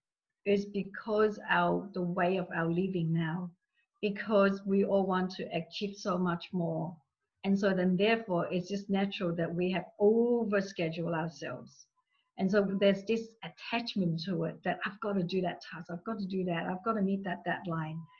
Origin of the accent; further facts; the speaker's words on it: Australia; English is a second language; I'm from Australia, a few of us from Australia.